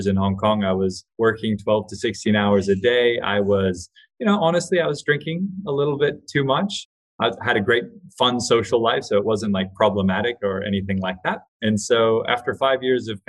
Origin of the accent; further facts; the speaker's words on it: Hawaii, United States; I grew up in Hawaii with really hippie alternative parents